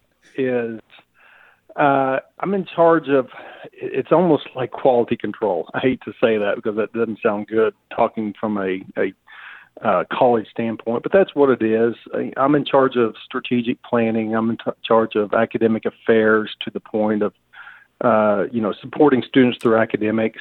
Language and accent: English; Mooreland, Oklahoma, United States; moved away as an adult; now in Weatherford, United States; I was raised in Mooreland, Oklahoma